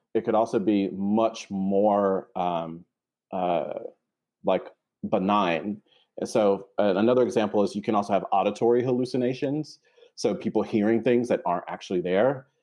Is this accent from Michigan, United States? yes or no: no; North Carolina, United States; moved away as an adult; now in New York City, United States; I live in New York City and I'm originally from North Carolina. I moved to New York City for graduate school about 10 years ago